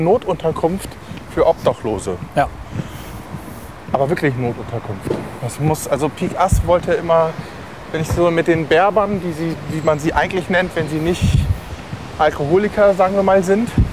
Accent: Lüneburg, Lower Saxony, Germany; in der Herberge zur Heimat in Lüneburg gemacht, in meiner Heimatstadt

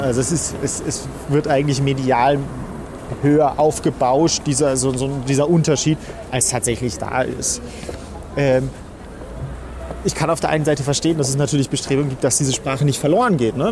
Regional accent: Germany; für mich als, als Deutscher

